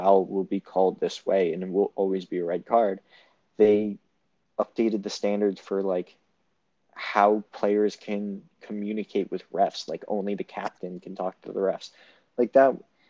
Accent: United States; as an American fan, who watches the NFL, who watches other sports

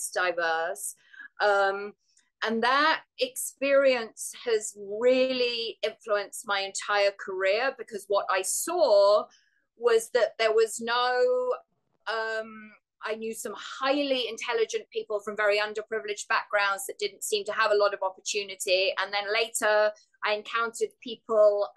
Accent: London, United Kingdom; accent: English; moved away as an adult; now in New York, United States; I grew up in South London in the UK

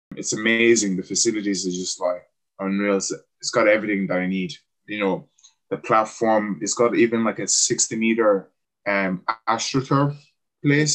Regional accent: Cork, Munster, Ireland; accent: Irish; also born or lived in Cameroon; I'm from Cork

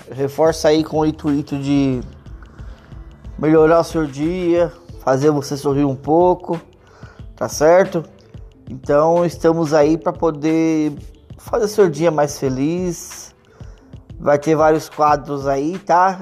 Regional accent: Vinhedo, São Paulo, Brazil; eu sou aqui de Vinhedo, né? Mas estou trabalhando em Louveira

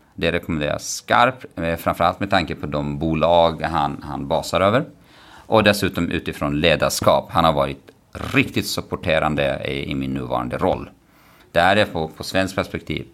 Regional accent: Kurdistan Region, Iraq; Swedish is a second language; moved away as an adult; now in Stockholm, Sweden; Jag växte upp i, norra, i Kurdistan, norra delen av Irak

